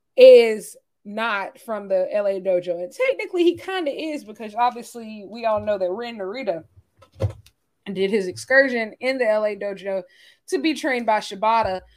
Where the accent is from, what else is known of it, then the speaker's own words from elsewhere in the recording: United States; I'm proud as an American